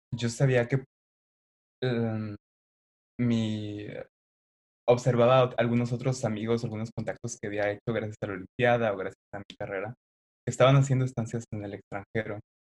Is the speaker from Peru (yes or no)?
no; Xalapa, Veracruz, Mexico; moved away; Soy originario de Jalapa, Veracruz